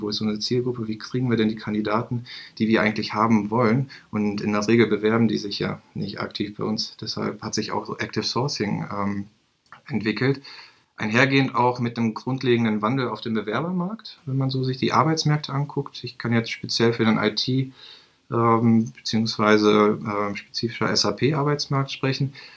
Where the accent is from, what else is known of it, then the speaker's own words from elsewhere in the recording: Bielefeld, North Rhine-Westphalia, Germany; ich bin gebürtiger Bielefelder, habe hier nach meinem Abitur